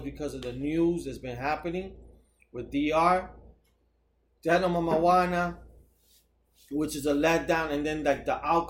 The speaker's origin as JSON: {"language": "English", "country": "Puerto Rico"}